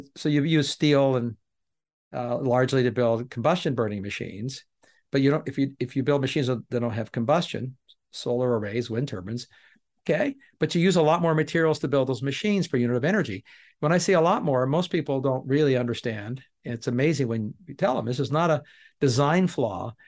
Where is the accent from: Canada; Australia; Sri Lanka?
Canada; now in United States; I'm Canadian that I'm em-, emigrated to America